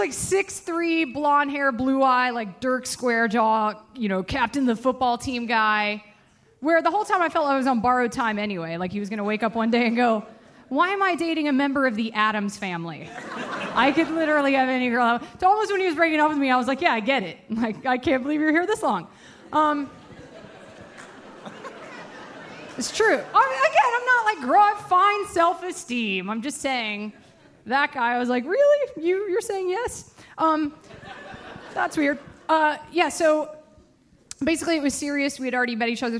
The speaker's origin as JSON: {"language": "English", "town": "Atlanta", "region": "Georgia", "country": "United States", "tie": "born or raised there", "moved": "as an adult", "lives_now": "Los Angeles, United States", "said": "I'm from Atlanta, Georgia, born and raised in Georgia"}